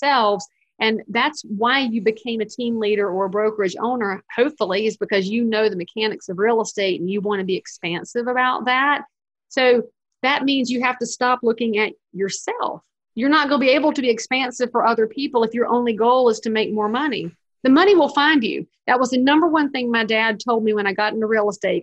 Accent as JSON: {"language": "English", "region": "the South", "country": "United States", "said": "I'm a Southerner"}